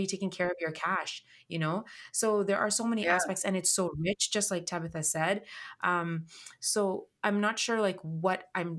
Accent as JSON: {"language": "English", "country": "Kenya", "tie": "born or raised there", "said": "I'm of Indian heritage and I grew up in Kenya."}